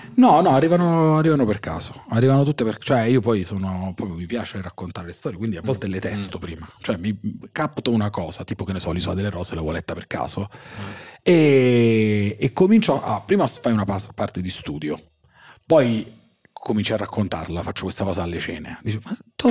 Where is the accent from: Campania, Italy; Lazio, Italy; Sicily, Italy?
Campania, Italy; Salerno; also born or lived in Russia; quando ero piccolo a Salerno